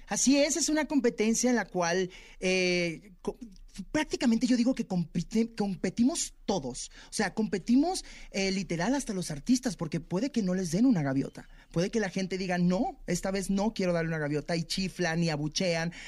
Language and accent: Spanish; Tijuana, Baja California, Mexico; Yo soy de Tijuana